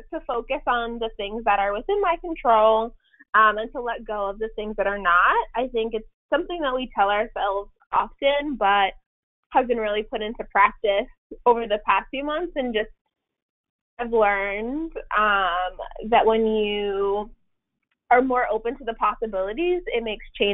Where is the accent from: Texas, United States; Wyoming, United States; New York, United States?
New York, United States; New York City; moved away as an adult; now in Connecticut, United States; Born and raised in Brooklyn and lived there up until COVID started, but right now I'm in Connecticut